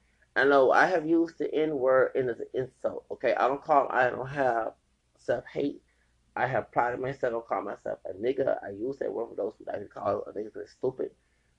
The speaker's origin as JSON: {"language": "English", "region": "the South", "country": "United States", "said": "I'm from the South, okay?"}